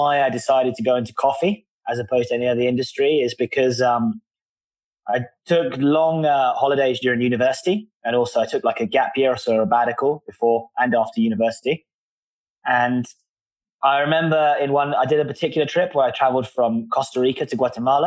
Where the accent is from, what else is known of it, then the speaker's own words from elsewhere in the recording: London, United Kingdom; I'm from London